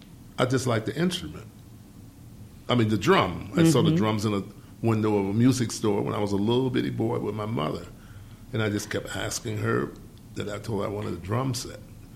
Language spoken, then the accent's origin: English; Detroit, Michigan, United States; I'm not from New York. From Detroit, of course.